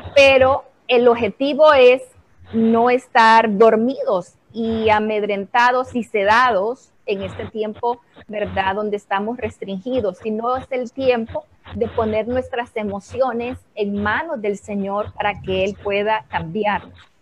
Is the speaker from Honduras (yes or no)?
yes; Honduras